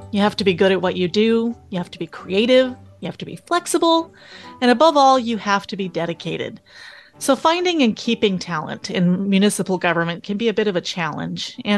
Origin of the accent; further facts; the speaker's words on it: Texarkana, Texas, United States; moved away as an adult; now in Plano, United States; I'm from Texarkana.